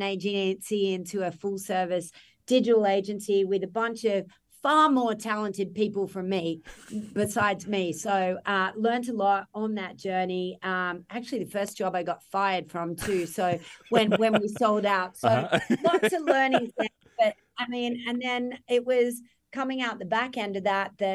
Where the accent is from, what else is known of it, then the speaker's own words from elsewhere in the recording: Australia; moved away as an adult; now in New York, United States; I'm Australian.